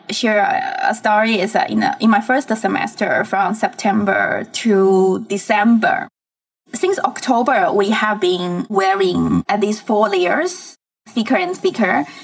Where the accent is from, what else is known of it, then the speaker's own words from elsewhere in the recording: Fujian, China; moved away as an adult; also born or lived in Harbin, China; now in Singapore; I was born and raised in Fujian, which is a province very close to Taiwan. And then when I was 18 years old, after the college entrance examination, I attended a university in Harbin, Harbin Institute of Technology